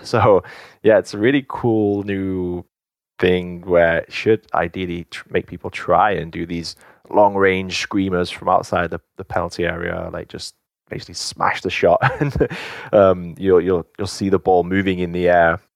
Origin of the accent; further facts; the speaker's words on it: England, United Kingdom; moved away; also born or lived in United States; I was born in England. Half of my family, um, is Welsh